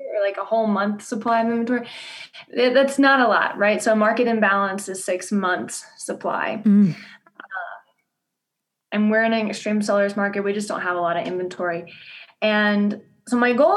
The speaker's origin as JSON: {"language": "English", "region": "Louisiana", "country": "United States", "accent": "southern drawl", "moved": "as an adult", "lives_now": "Denver, United States", "said": "I'm originally from Louisiana. So if you hear a southern drawl, that is, you are hearing it."}